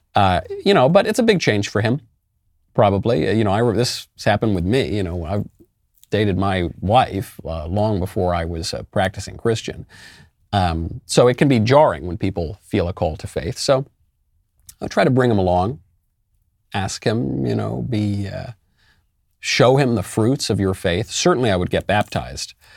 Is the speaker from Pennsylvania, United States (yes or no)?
no; New York City, New York, United States; moved away as an adult; also born or lived in California; now in Tennessee, United States; I'm a New Yorker, as you may know, and I did leave New York.